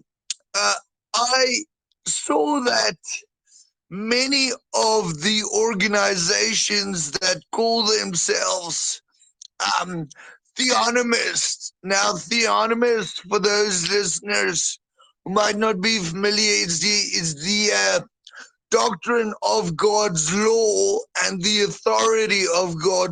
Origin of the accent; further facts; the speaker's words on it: South Africa; I'm a boer from South Africa, but my ancestry is predominantly German